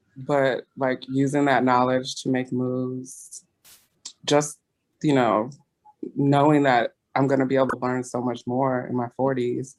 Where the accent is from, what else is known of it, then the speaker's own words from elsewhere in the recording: California, United States; moved away as an adult; now in East Coast, United States; When I grew up in California